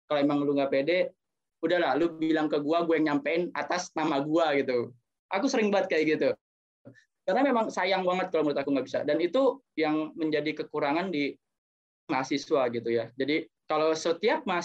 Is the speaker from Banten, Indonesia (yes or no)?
yes; Tangerang, Banten, Indonesia; also born or lived in East Java; Ketika aku sudah kembali lagi ke kota asalku, Tangerang atau bahkan Jawa Timur, aku bisa bermanfaat bagi lingkungan masyarakat.